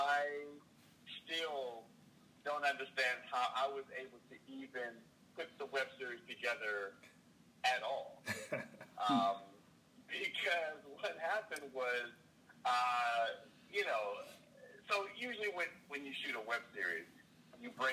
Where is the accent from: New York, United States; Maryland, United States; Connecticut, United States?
Maryland, United States; now in Los Angeles, United States; I'm from Maryland. I'm moved to California